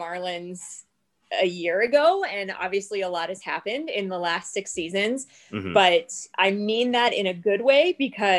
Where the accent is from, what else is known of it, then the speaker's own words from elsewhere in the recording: Jacksonville, Florida, United States; I was born and raised in Jacksonville